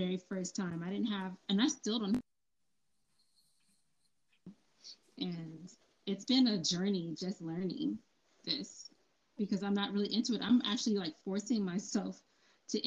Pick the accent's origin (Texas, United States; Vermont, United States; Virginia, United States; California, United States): California, United States; now in Atlanta, United States; I'm from California originally